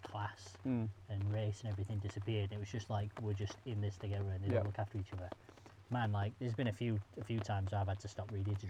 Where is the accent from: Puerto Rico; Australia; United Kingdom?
United Kingdom; Sheffield, Yorkshire and the Humber; accent: Sheffield